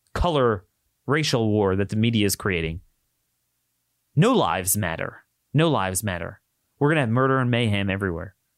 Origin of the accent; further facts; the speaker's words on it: Baltimore, Maryland, United States; in Baltimore, in my hometown